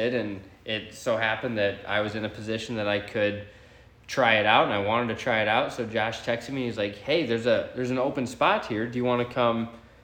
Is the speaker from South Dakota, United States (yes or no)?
yes; South Dakota, United States; now in Montana, United States; I'm originally from South Dakota.